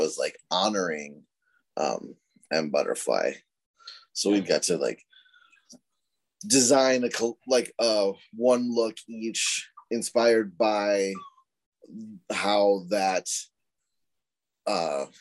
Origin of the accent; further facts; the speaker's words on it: Rochester, Minnesota, United States; We're from Southern Minnesota, Rochester specifically